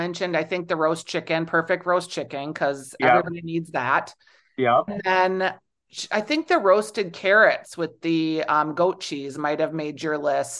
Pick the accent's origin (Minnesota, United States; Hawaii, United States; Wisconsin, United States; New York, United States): Minnesota, United States; I'm from the Midwest, obviously Minnesota